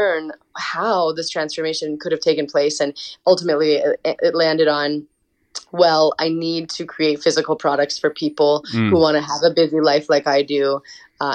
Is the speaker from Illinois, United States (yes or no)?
no; Montana, United States; I grew up in Montana in a really small town